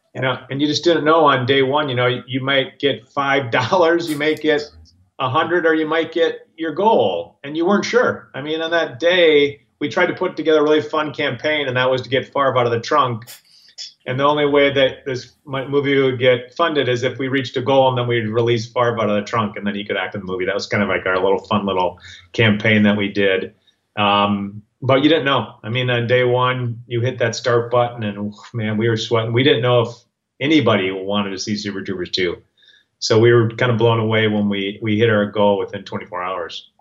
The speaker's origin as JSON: {"language": "English", "town": "Minneapolis", "region": "Minnesota", "country": "United States", "tie": "born or raised there", "also_born_or_lived": "Los Angeles, California", "moved": "as an adult", "said": "my wife and I grew up in Minneapolis"}